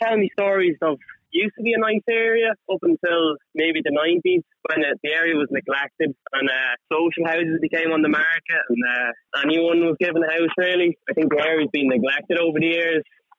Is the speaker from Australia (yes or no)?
no; Dublin, Leinster, Ireland; moved away as an adult; now in Navan, Ireland; from Kilnamana.